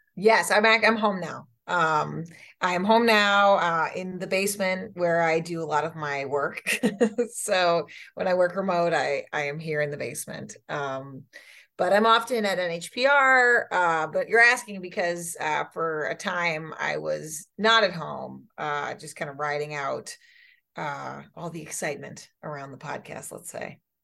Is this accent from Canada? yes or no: no; New Hampshire, United States; we in New Hampshire